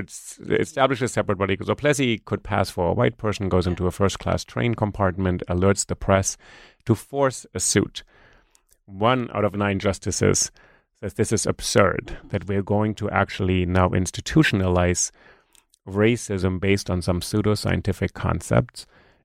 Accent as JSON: {"language": "English", "region": "New York", "country": "United States", "second_language": "English", "said": "if I say, you know, I'm a New Yorker, people look at me and say, well, yeah, but where are you really from? So it's kind of interesting because I have an accent."}